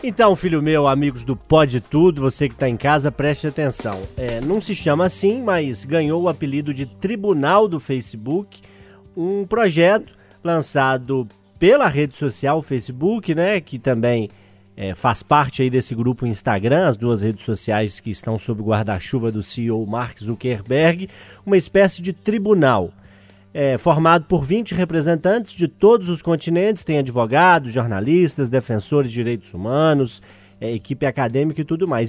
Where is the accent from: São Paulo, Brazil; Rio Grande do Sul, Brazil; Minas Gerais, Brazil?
Minas Gerais, Brazil; Urucânia; also born or lived in Ponte Nova; minha cidade natal ali, Urucânia. Eu nasci em Ponte Nova, né? Já que Urucânia não tinha maternidade